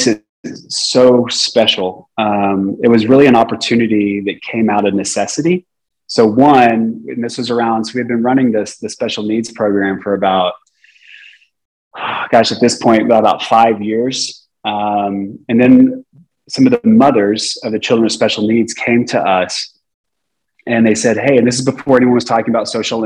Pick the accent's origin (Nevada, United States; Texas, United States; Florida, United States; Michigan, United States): Texas, United States; also born or lived in San Jose, California; I'm a Texan